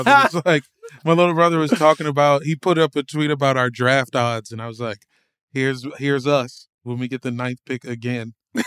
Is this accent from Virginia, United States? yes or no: yes; Woodbridge, Virginia, United States; now in Los Angeles, United States; But I'm from Virginia, you know, the D.C. burbs. I say D.C. to save time.